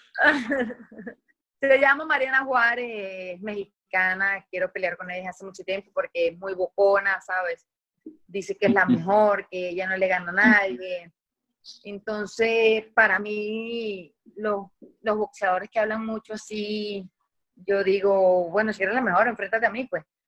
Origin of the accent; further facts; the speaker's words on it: San Francisco, Zulia, Venezuela; accent: maracucho; moved away as an adult; now in Caracas, Venezuela; de allá de, Maracaibo, donde yo soy, de San Francisco.